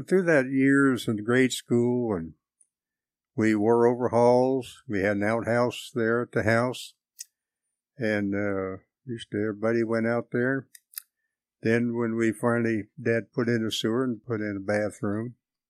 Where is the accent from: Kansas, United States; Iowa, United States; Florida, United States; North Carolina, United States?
Kansas, United States; Atchison; born there; I was born in Atchison, Kansas in 1936.